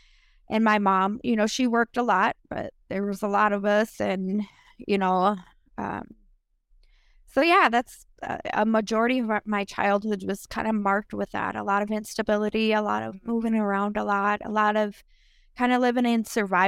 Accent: Minneapolis, Minnesota, United States; we grew up mainly in North Minneapolis, area, you know, and there were times that we would stay in like condemned homes, condemned homes.

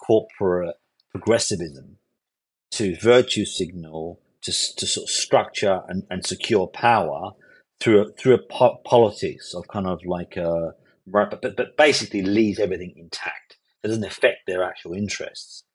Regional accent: London, United Kingdom; So I grew up in Hackney in East London. I was living for 24 years, born, bred in Hackney in East London

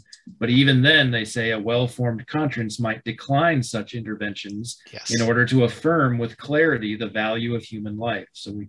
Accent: Colorado, United States; my home state of Colorado.

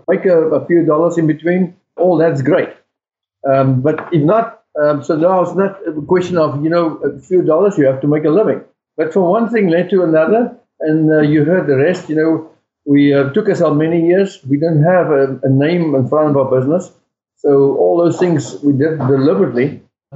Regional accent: South Africa; now in United States; I'm from South Africa

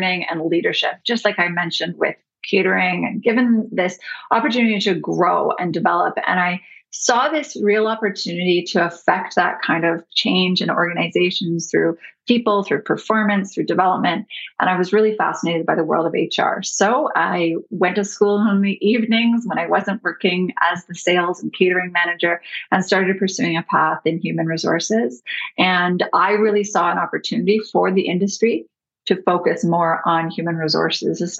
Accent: Canada; I'm your Canadian counterpart

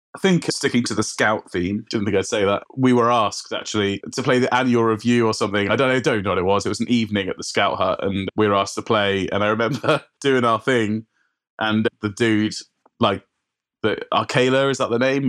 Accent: South Wales valleys, United Kingdom; I grew up in South Wales, right? In the valleys

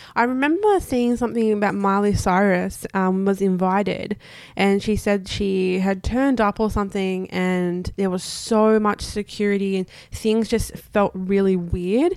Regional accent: Australia; as Australian

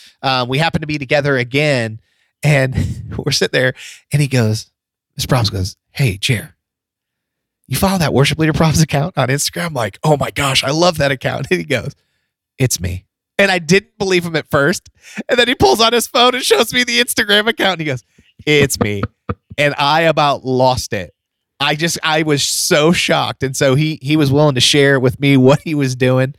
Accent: Florida, United States; also born or lived in Ohio; we moved to Florida from Ohio when I was in going into fifth grade

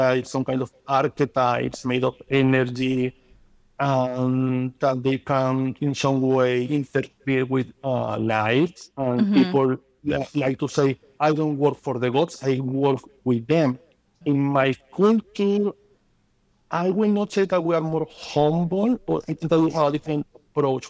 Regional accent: Amazonas, Venezuela; English is a second language; moved away as an adult; now in United States; I grew up in Amazonas, which was very nice because we have the river, we have the trees, we have the mountains.

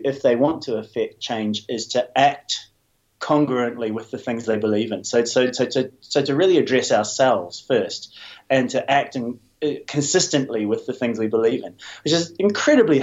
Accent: New Zealand; I'm a New Zealander, grew up in a pretty traditional New Zealand way

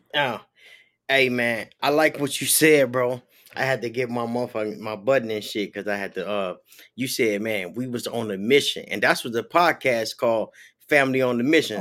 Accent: Chicago, Illinois, United States; also born or lived in Minnesota / Los Angeles; now in Florida, United States; I'm from Chicago

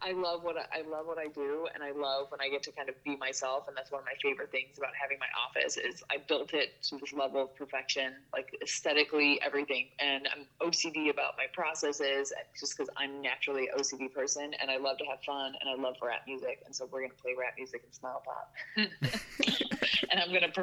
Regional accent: suburb of Chicago, Illinois, United States; moved away as an adult; now in New York City, United States; I'm from Illinois. So I'm a suburb of Chicago, 49 acres on a farm.

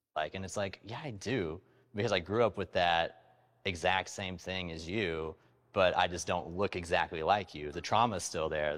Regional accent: Oklahoma, United States; I'm from Oklahoma

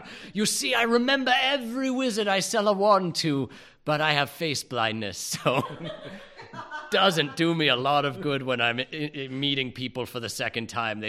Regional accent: United Kingdom; But being British and not redheaded, it's my stately duty to talk shit about these guys.

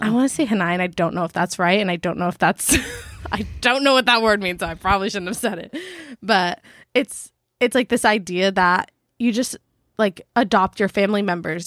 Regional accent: San Diego, California, United States; moved away; also born or lived in Maui; coming from San Diego, we've, like, we're kind of around beach culture

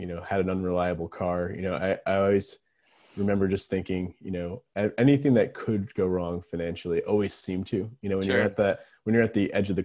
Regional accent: Biddeford, Maine, United States; I grew up in Biddeford, Maine, so born and raised there, and still live here

